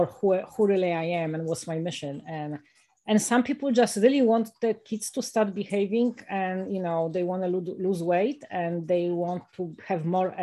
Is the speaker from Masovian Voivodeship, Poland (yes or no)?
yes; Warsaw, Masovian Voivodeship, Poland; moved away; also born or lived in United States; I was born in Warsaw, you know, in the middle of a city